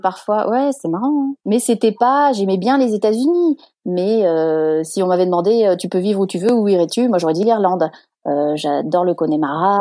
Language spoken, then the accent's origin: French; Sanary-sur-Mer, Provence-Alpes-Côte d'Azur, France; moved away as an adult; now in San Diego, United States; je viens du sud de la France, donc euh, de Sanary-sur-Mer, qui est une toute petite ville de 15 000 habitants ah, environ, entre Marseille et Toulon.